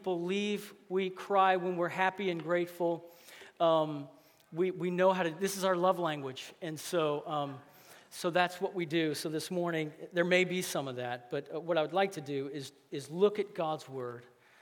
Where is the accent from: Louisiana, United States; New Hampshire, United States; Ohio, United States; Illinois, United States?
Louisiana, United States; I grew up here. It's my hometown